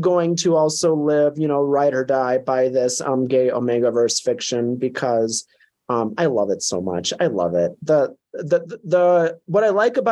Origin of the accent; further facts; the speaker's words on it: southern Minnesota, United States; also born or lived in Blue Earth, Minnesota; now in Colorado, United States; growing up in Minnesota